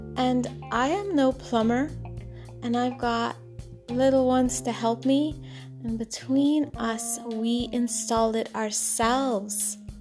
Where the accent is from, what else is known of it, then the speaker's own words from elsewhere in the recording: Trinidad & Tobago; moved away; when I was a little girl growing up in Trinidad and Tobago